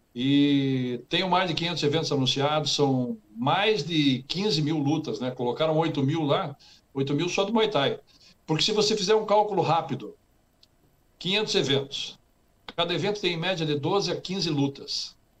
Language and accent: Portuguese; Curitiba, Paraná, Brazil; moved away as an adult; now in United States; eu nasci e me criei em Curitiba